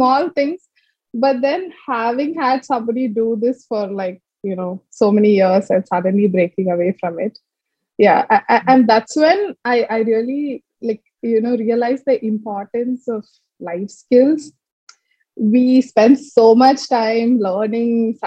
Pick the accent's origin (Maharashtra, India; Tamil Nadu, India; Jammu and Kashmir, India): Tamil Nadu, India; Chennai; moved away as an adult; also born or lived in Palakkad / Delhi / Trivandrum / Bangalore; now in Coimbatore, India; we came to Chennai. I think like that was like 15 to 16 years in Chennai. Schooling was completely there.